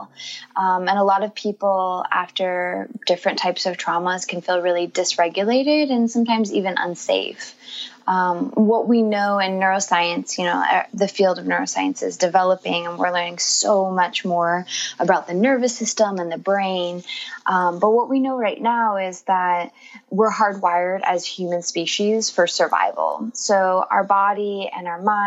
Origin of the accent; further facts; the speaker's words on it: Northern California, United States; also born or lived in Los Angeles; I'm originally from California. I grew up in a very small rural community in Northern California